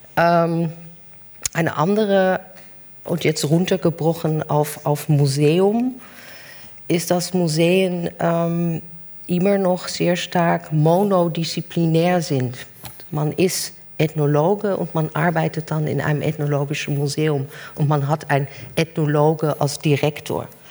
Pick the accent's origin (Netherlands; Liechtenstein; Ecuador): Netherlands; German is a second language; moved away; bin ich als Holländerin